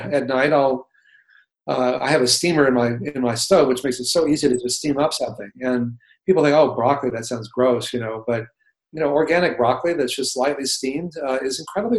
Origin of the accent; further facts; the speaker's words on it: Texas, United States; when I grew up in Texas eating, you know, a lot of cheeseburgers and chalupas